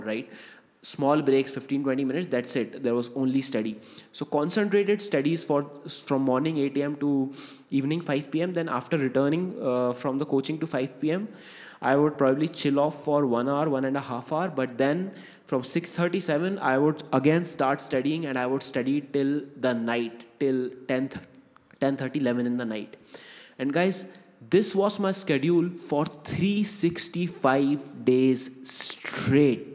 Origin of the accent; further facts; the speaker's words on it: Bhopal, Madhya Pradesh, India; also born or lived in Kota; I joined these coaching classes called Vision Infinity in Bhopal.